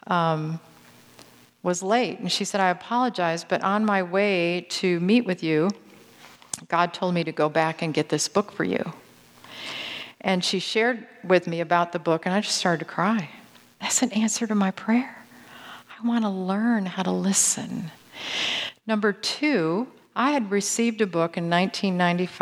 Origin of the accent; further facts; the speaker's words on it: Grand Rapids, Michigan, United States; I grew up in Grand Rapids, Michigan